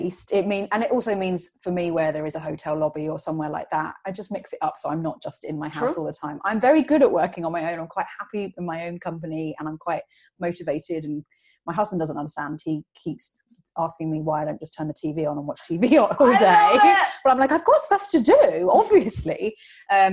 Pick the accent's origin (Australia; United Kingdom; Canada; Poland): United Kingdom; Kent, South East England; moved away as an adult; also born or lived in Greenwich, London; now in Dublin, Ireland; I grew up in Kent, so southeast. I'm a southeast girl